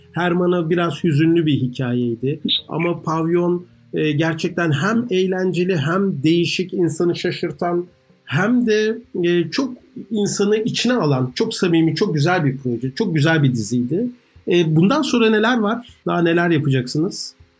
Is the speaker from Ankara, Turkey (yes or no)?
yes; Ankara, Turkey; moved away; Yeni mahallede büyüdüm. Yeni mahallede Şentepe'nin eteklerindedir